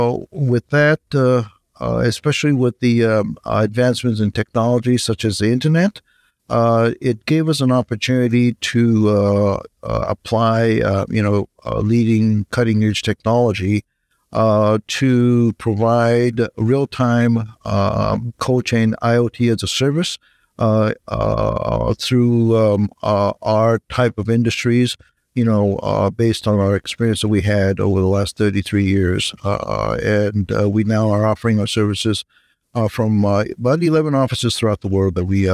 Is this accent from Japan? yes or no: yes; Japan; moved away as an adult; now in United States; I'm originally from Japan. I came to the U.S. For college.